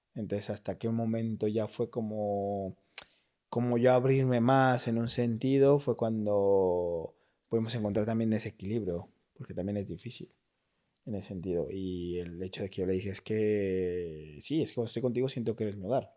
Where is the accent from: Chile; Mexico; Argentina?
Mexico; moved away as an adult; also born or lived in United States; now in Madrid, Spain; soy de México